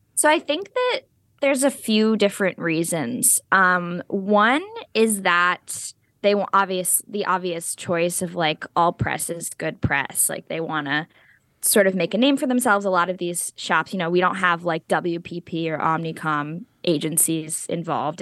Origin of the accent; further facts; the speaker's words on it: New Jersey, United States; we're both from New Jersey